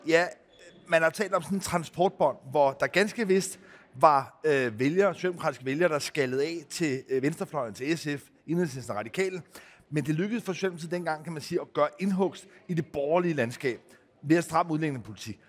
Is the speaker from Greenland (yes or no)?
yes; Greenland; jeg selv er født i Grønland